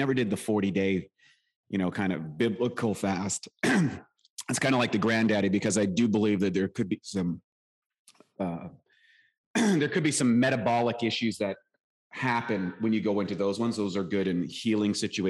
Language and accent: English; Canada; I was born in Canada. You might hear it in my accent, lived a rural life, played hockey